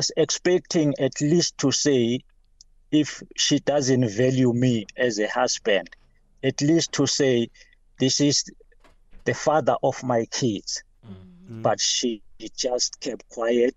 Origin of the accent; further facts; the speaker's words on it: Nelspruit, Mpumalanga, South Africa; I'm from Nelly Spread